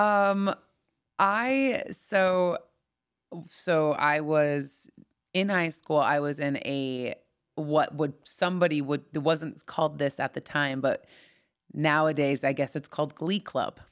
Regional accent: Orange County, Southern California, United States; moved away; also born or lived in Los Angeles; I grew up in Orange County

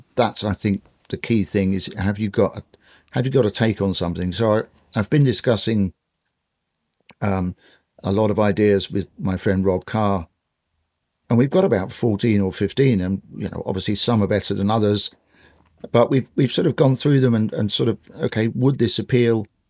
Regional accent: London, United Kingdom; I grew up in sort of West London in the suburbs

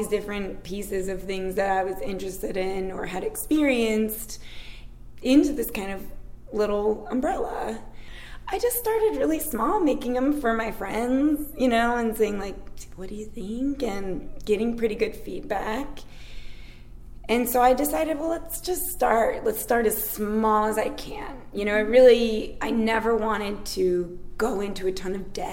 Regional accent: Chicago, Illinois, United States; now in Knoxville, United States; I'm from the Midwest, from Chicago, but my mom was a huge pie maker

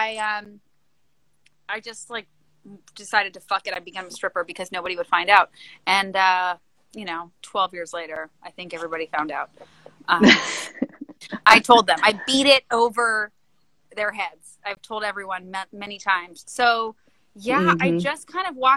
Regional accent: Canada; moved away; I'm Canadian

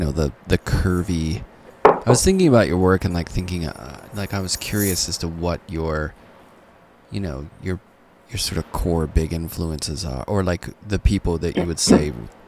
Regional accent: Pittsburgh, Pennsylvania, United States; I'm from Pittsburgh.

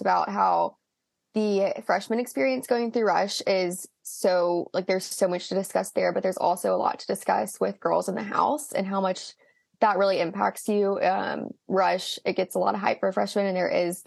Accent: Tuscaloosa, Alabama, United States; I'm from Tuscaloosa, Alabama

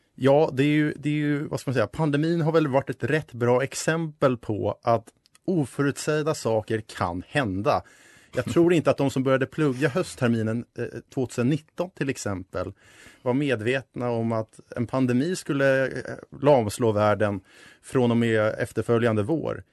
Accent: Stockholm, Stockholm County, Sweden; moved away as an adult; also born or lived in Uppsala; Jag kommer från Stockholm

